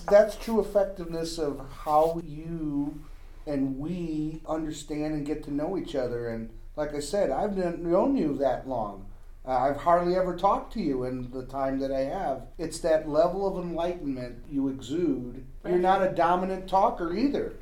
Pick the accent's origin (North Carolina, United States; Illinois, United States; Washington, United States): Illinois, United States; Chicago; I grew up in Chicago